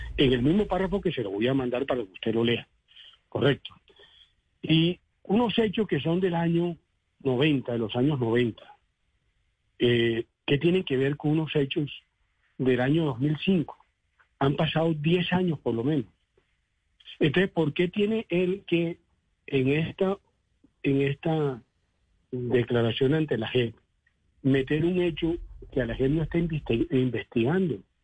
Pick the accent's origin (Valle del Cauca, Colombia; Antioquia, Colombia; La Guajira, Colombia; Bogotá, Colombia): La Guajira, Colombia; Villanueva; moved away; also born or lived in Cesar; Yo soy el del César Guajira, de Villanueva Guajira, eso queda muy lejos, a 500 kilómetros de Córdoba.